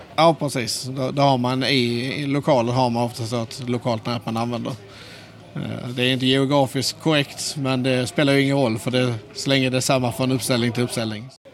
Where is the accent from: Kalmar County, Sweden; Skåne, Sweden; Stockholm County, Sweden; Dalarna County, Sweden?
Skåne, Sweden; accent: Skånska; Jag hoppas ni förstår min skånska